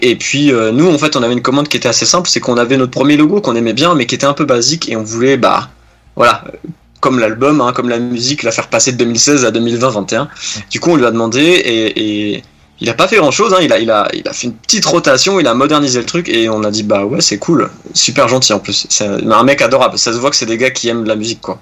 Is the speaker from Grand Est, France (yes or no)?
yes; Nancy, Grand Est, France; on est originaire du Grand Est hein, de la France, plus précisément de Nancy